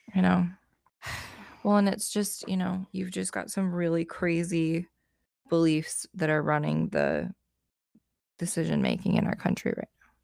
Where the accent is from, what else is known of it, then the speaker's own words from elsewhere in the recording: United States; As an American